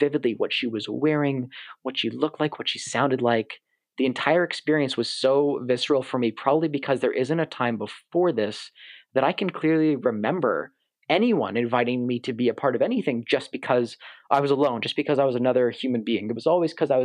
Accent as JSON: {"language": "English", "town": "Toronto", "region": "Ontario", "country": "Canada", "tie": "born or raised there", "said": "someone who was born and raised in Toronto"}